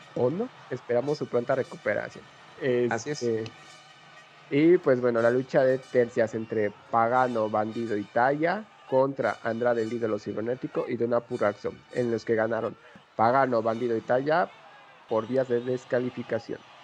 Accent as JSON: {"language": "Spanish", "region": "Mexico City", "country": "Mexico", "said": "Nosotros pues somos citadinos de la Ciudad de México"}